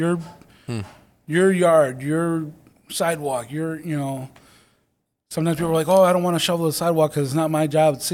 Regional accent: Batavia, Illinois, United States; being born and raised here, knowing the community

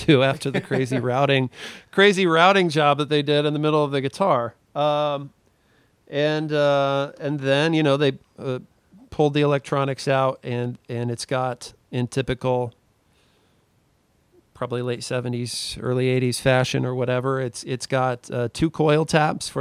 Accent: Missouri, United States; moved away; I'm originally from Missouri

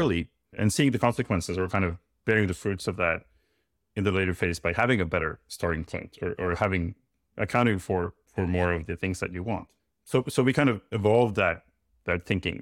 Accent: Norway; I'm from Norway.

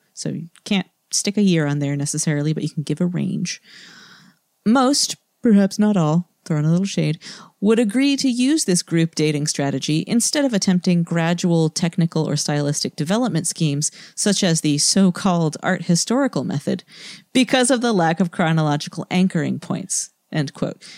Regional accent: New England, United States; moved away; I'm from New England, and I remember summers in my childhood.

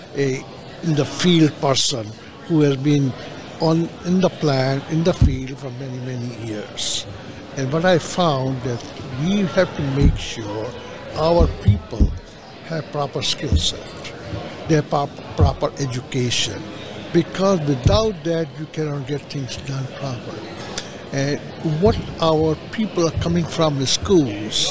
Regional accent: Nashville, Tennessee, United States; my hometown, Nashville

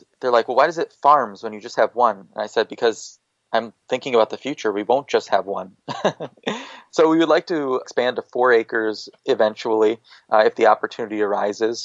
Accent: Iowa, United States; me growing up in Iowa

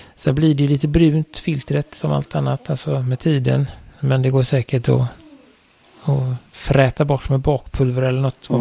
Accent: Sweden; jag är ju svensk

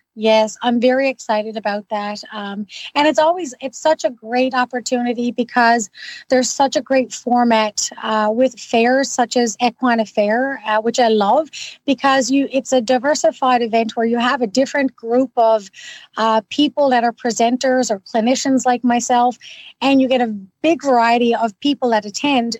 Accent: Newfoundland and Labrador, Canada; now in Ottawa, Canada; I'm originally from Newfoundland. Now I've been gone for quite a long time

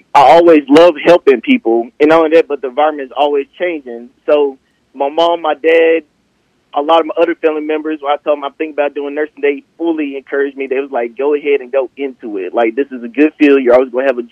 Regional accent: Walls, Mississippi, United States; also born or lived in Clarksdale, Mississippi; originally I'm from Clarkson, Mississippi, but I moved up here to Walls, Mississippi when I was young

